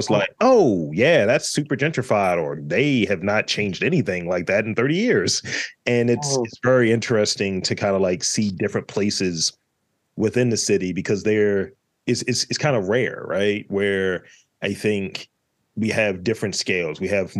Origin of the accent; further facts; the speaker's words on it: Baltimore, Maryland, United States; I'm from East Baltimore for Lafayette Project.